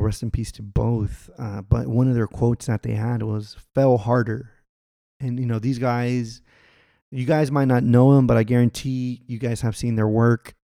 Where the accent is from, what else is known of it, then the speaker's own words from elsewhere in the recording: Texas, United States; also born or lived in Los Angeles; we're both from Texas